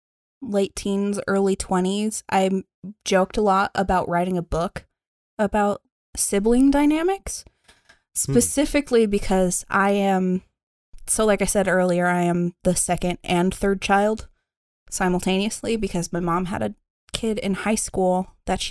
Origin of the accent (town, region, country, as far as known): Arizona, United States; born or raised there; also born or lived in San Diego, California